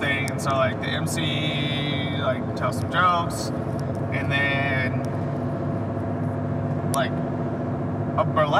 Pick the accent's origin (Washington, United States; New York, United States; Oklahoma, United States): Oklahoma, United States; where are you from? I was like, Oklahoma.